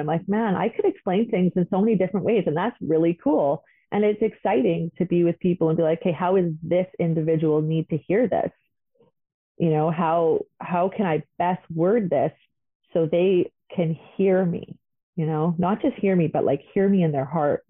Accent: the North, Northern Canada, Canada; Growing up in the North, I am I do identify as Aboriginal

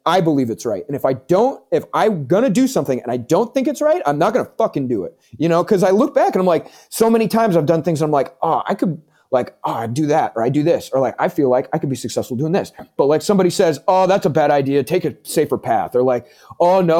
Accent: Vermont, United States; now in Manchester, New Hampshire, United States; I'm from Vermont. I was born in Vermont.

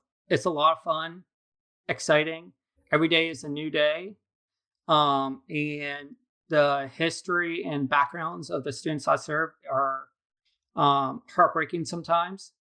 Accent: Altoona, Pennsylvania, United States; moved away as an adult; now in Virginia Beach, United States; I'm originally from Pennsylvania near Altoona, which is near Penn State University. But I moved down here right after college

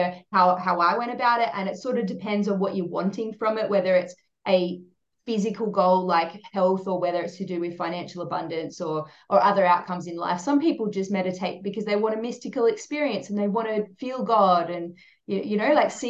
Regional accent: South Australia, Australia; now in Sunshine Coast, Australia; I grew up in South Australia, it was pretty green here

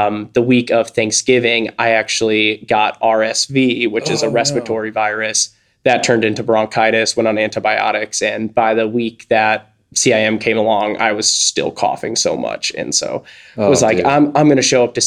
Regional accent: St. Louis, Missouri, United States; I grew up in St. Louis, Missouri.

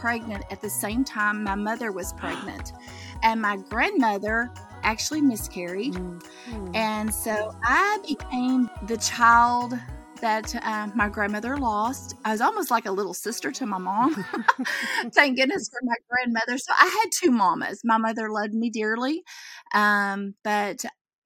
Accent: Central Texas, United States; I'm a country girl, as they come, probably. I grew up in Central Texas

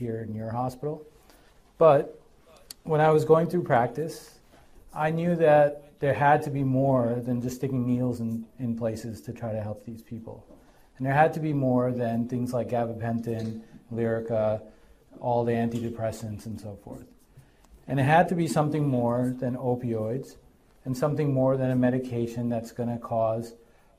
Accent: Hartford, Connecticut, United States; moved away as an adult; also born or lived in Boston / New York City; now in Connecticut, United States; I grew up in Hartford and then spent my time up in Boston.

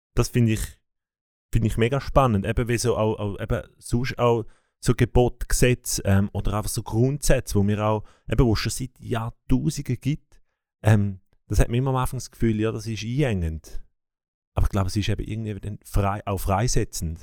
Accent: Bern, Switzerland; mich als Berner

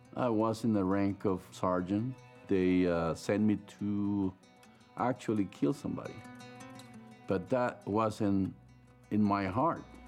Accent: San Salvador, El Salvador; moved away; I grew up in El Salvador, San Salvador

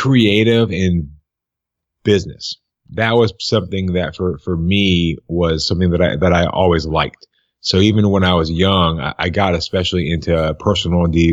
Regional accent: Tarpon Springs, Florida, United States; I'm actually from a small town. I call it a small town called Tarpon Springs, Florida, which is right near Tampa.

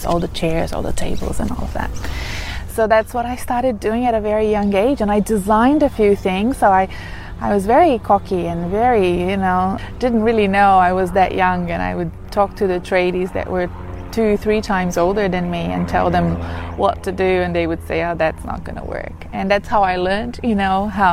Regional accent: Brazil; moved away as an adult; now in Australia; in Brazil, my home country

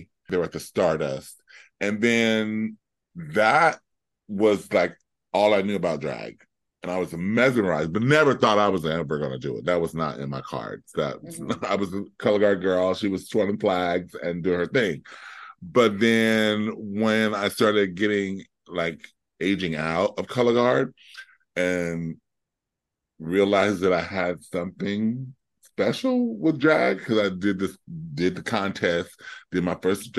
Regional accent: Compton, California, United States; now in Florida, United States; Okay, so I left Compton after I left Southern California, because we were living

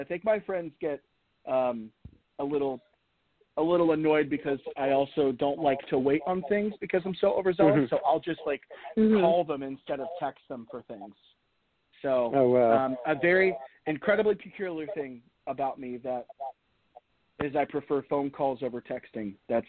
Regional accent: Virginia, United States; also born or lived in Pennsylvania / Florida; I was born in Pennsylvania, raised for the first small part of my life in Florida, kind of settled our roots in Virginia, and then I moved to Tennessee for college.

